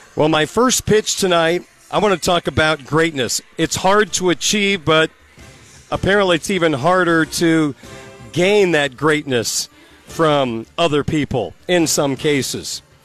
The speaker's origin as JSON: {"language": "English", "region": "Illinois", "country": "United States", "tie": "born or raised there", "moved": "as an adult", "lives_now": "Indiana, United States", "said": "growing up in Illinois. I moved out of Illinois"}